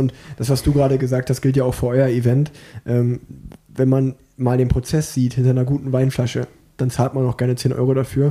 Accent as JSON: {"language": "German", "town": "Unna", "region": "North Rhine-Westphalia", "country": "Germany", "tie": "born or raised there", "said": "weil ich bin geboren in Unna"}